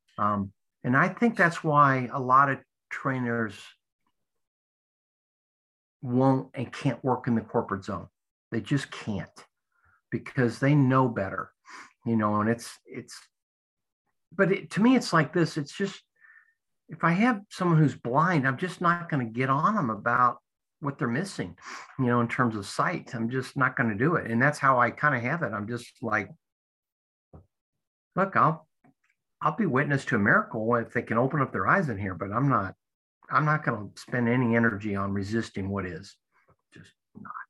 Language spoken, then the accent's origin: English; United States; as an American